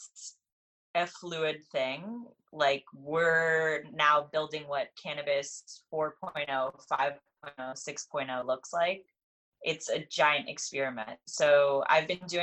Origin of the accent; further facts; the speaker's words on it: Los Angeles, California, United States; I grew up in California and in Los Angeles, where people are pretty liberal around cannabis